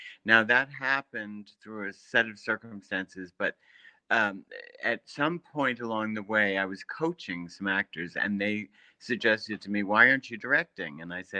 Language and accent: English; Boston, Massachusetts, United States; moved away as an adult; also born or lived in New York; I grew up in Boston, and I decided when I got out of school to come to New York.